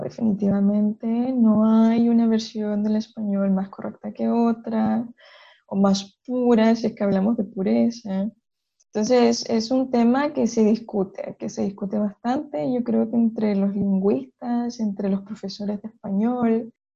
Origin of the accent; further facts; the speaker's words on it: Chile; moved away; also born or lived in Barcelona, Spain / Manchester, England; soy chilena y soy profesora de español